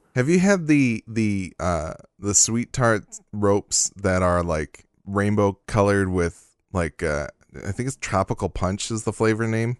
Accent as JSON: {"language": "English", "region": "Michigan", "country": "United States", "said": "I'm from Michigan"}